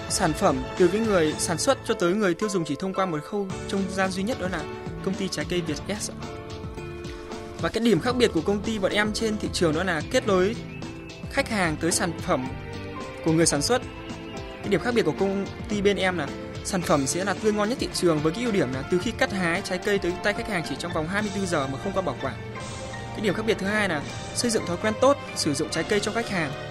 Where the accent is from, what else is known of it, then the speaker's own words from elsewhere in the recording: Thai Nguyen, Vietnam; em đến từ Thái Nguyên.